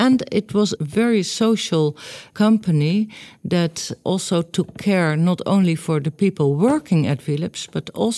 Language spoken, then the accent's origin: English; Netherlands; I grew up in the Netherlands, of course, in the middle of Holland.